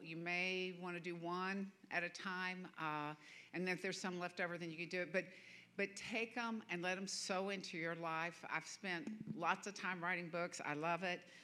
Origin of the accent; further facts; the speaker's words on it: the American South, United States; I'm a Southerner.